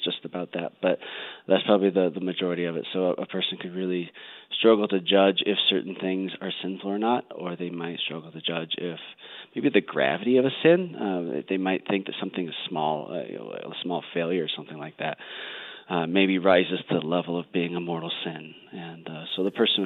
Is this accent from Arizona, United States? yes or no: no; Colorado, United States; I grew up out here in Colorado